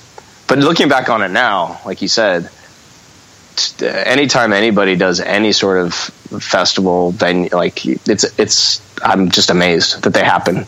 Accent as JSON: {"language": "English", "town": "Redondo Beach", "region": "California", "country": "United States", "tie": "born or raised there", "said": "I grew up in Redondo until I was about 9. And then my mom, through her first marriage, she saved up a whole bunch of money and had a house in Manhattan Beach that she built herself."}